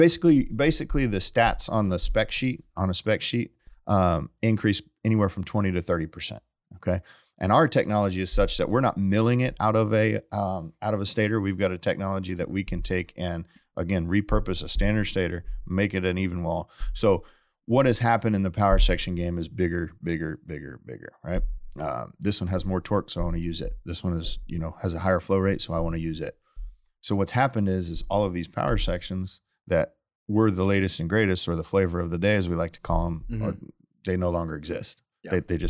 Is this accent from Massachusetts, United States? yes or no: no; Indiana, United States; I grew up in Indiana.